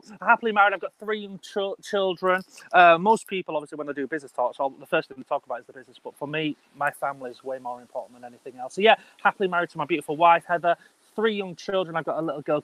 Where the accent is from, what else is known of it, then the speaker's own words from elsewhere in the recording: Bradford, Yorkshire and the Humber, United Kingdom; I'm a boy from Bradford, you know, I'm from up north